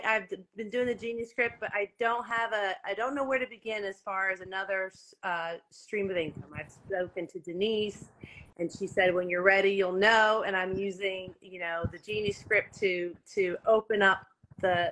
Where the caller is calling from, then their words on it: Lehigh Valley, Pennsylvania, United States; I'm calling from the Lehigh Valley, which is about an hour and a half north of the brotherly love city of Philadelphia.